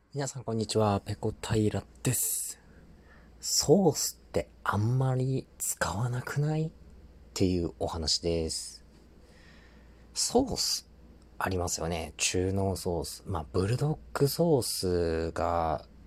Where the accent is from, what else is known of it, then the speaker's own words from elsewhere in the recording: Tohoku, Japan; 東北生まれ、東北育ち